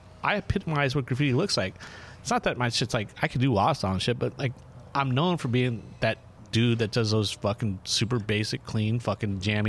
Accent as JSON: {"language": "English", "town": "New Orleans", "region": "Louisiana", "country": "United States", "tie": "born or raised there", "also_born_or_lived": "Hollywood, California", "moved": "yes", "said": "I grew up in New Orleans"}